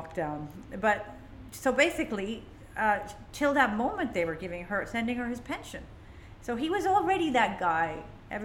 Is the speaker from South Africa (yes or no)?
no; Lahore, Punjab, Pakistan; moved away as an adult; now in Dubai, United Arab Emirates; I miss Lahore. I miss my hometown. I grew up there